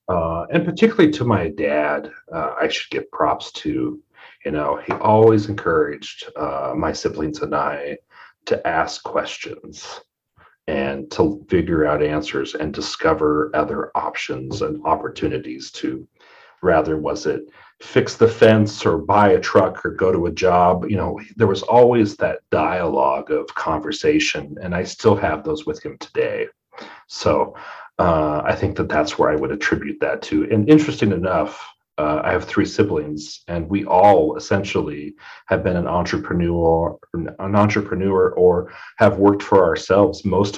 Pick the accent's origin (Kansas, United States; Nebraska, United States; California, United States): Nebraska, United States; Custer County, north of Broken Bow; moved away as an adult; now in Scottsbluff, United States; I was raised in Custer County, north of Broken Bow.